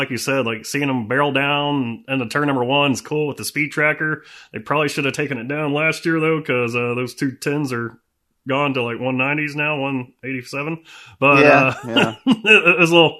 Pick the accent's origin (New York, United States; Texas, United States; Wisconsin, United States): Texas, United States; now in Arizona, United States; I'm from Texas originally.